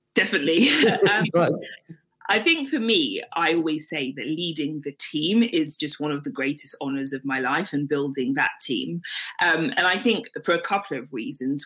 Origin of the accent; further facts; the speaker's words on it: London, United Kingdom; also born or lived in Nigeria / Lincoln / Leicester; I was born in Nigeria and moved here with my parents when I was six months old. So I've lived in London for most of my life. Um, I did live in Lincoln and Leicester for a few years growing up as well.